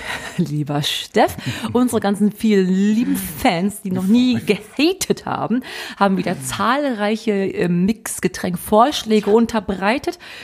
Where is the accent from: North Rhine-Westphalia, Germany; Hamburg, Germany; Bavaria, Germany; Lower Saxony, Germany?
North Rhine-Westphalia, Germany; Brilon; ich bin ja aus Brilon, aus dem Sauerland